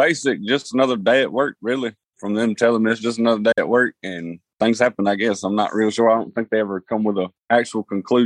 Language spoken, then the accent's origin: English; Mississippi, United States; I'm born and raised in Mississippi myself.